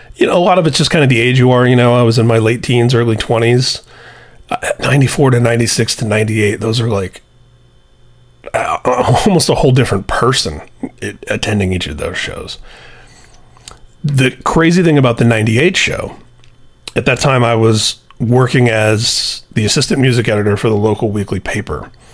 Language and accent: English; Indianapolis, Indiana, United States; Their first show in my hometown